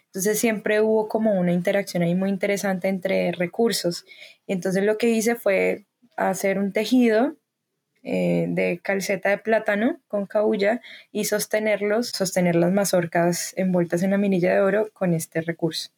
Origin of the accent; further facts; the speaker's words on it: Cali, Valle del Cauca, Colombia; nací en Cali, soy artista caleña